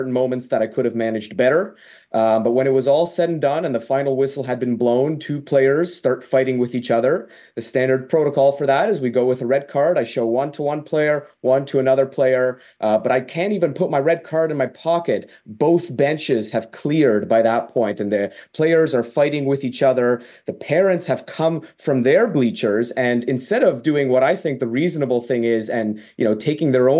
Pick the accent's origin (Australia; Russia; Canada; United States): Canada; York Region, Ontario; my hometown in York Region, Ontario